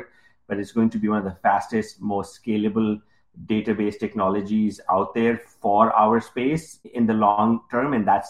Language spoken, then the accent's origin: English; Pakistan; English is a second language; moved away as an adult; now in United States; I came in from Pakistan. I had no credit history. I had $200 in my pocket.